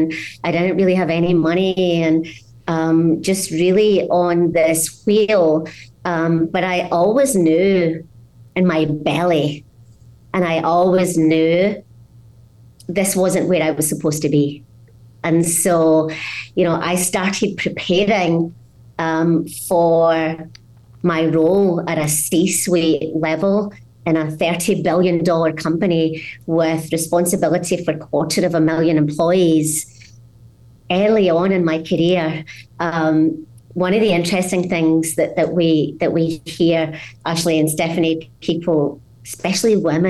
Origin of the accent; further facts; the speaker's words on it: Scotland, United Kingdom; What really is my story is I grew up in Scotland in a small mining village where there was a very guttural use of language that outside of there is quite hard to understand.